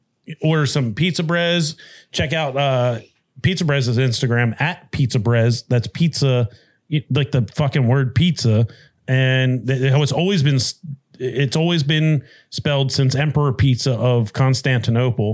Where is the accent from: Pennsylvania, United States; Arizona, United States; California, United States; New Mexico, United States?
Pennsylvania, United States; Delaware County; growing up in Delco